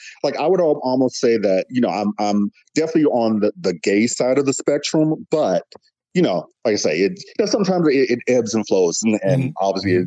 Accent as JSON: {"language": "English", "region": "Midwest", "country": "United States", "said": "The Midwest, essentially. Okay. I've kind of like my family moved around or whatever like that. So I'd say like basically Midwest."}